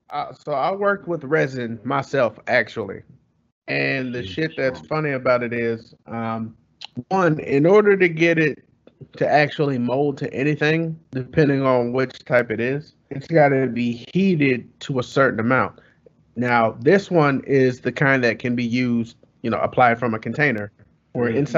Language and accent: English; California, United States; So, all right, so we're all from Cali, right?